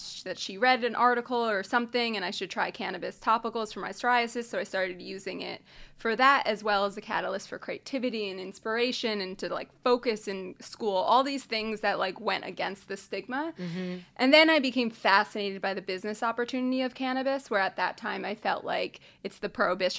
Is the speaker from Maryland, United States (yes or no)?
no; New Jersey, United States; moved away as an adult; my cannabis journey started when I moved out west from New Jersey to go to school out here.